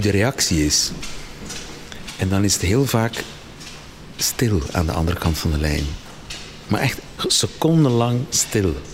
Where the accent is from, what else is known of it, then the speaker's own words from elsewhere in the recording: Flanders, Belgium; Eh, ja, ik ben Belg. Spijtig genoeg soms, maar ik ben Belg.